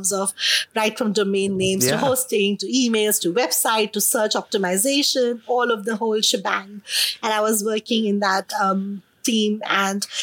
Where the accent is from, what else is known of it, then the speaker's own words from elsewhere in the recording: India; accent: Indian; moved away as an adult; now in Melbourne, Australia; being an Indian